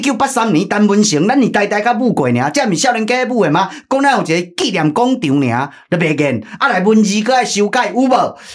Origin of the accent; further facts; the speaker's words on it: Taiwan; 咱台湾人徛袂起头